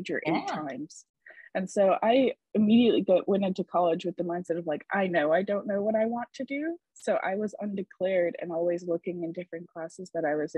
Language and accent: English; Gainesville, Florida, United States; I was born and raised in Gainesville, Florida, which is home to the University of Florida